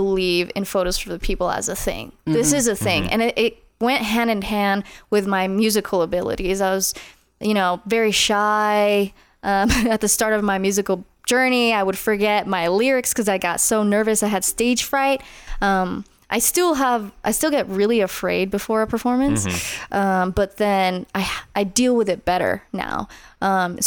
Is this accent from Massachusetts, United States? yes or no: no; Las Vegas, Nevada, United States; I grew up in Northeast Las Vegas